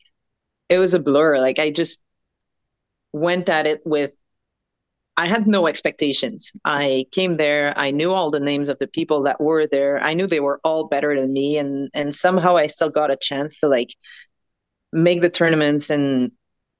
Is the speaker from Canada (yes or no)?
yes; Quebec, Canada; we come from Quebec